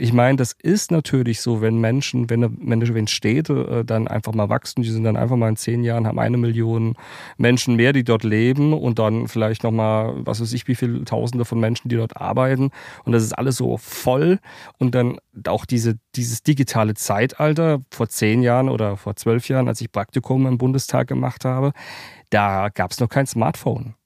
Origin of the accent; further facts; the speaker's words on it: Worms, Rhineland-Palatinate, Germany; also born or lived in Mannheim; Ich bin ja aus der Pfalz aus der Kurpfalz, ähm, Mannheim, Worms sind so meine Heimatstädte.